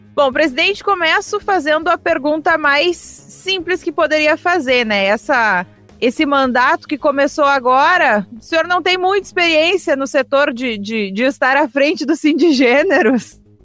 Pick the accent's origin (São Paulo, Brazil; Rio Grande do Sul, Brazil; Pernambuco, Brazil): Rio Grande do Sul, Brazil; Santa Maria; eu cresci lá na Tancredo Neves